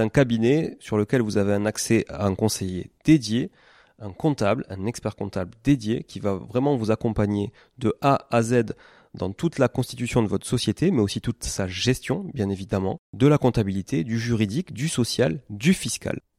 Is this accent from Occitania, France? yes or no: yes; Toulouse, Occitania, France; je suis toulousain